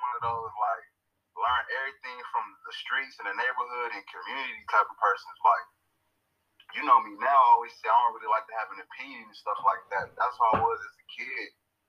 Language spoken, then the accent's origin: English; Long Beach, California, United States; now in Las Vegas, United States; I'm straight from Long Beach, California, repping at Eastside Las Vegas